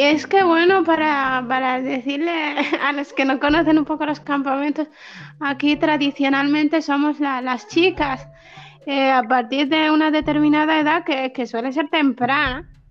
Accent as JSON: {"language": "Spanish", "country": "Western Sahara", "also_born_or_lived": "Spain", "lives_now": "Tindouf, Algeria", "said": "tengo 26 años y, y, soy saharaui. Vivo en los campamentos de refugiados de, de, Tinduf, en Argelia"}